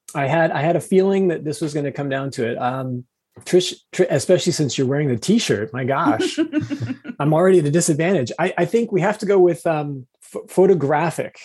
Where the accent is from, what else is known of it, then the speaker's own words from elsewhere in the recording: Phoenix, Arizona, United States; I grew up in the Phoenix metro area